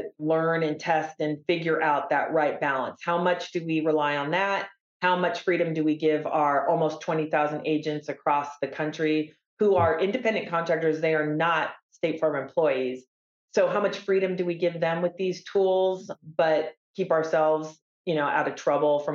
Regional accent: Silicon Valley, California, United States; I was born and raised in Silicon Valley

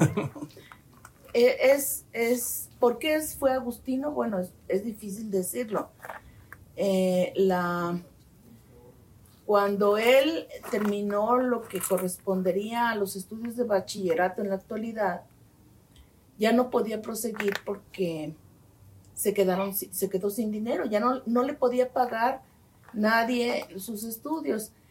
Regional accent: Guadalajara, Jalisco, Mexico; Nací en Guadalajara, Jalisco

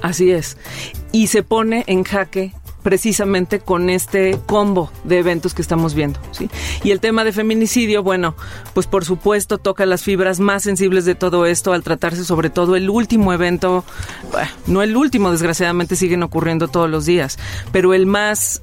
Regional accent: Mexico; qué somos, cómo somos los mexicanos

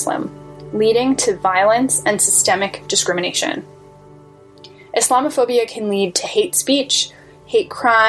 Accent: Toronto, Ontario, Canada; I was born and raised in Canada, in Toronto, actually

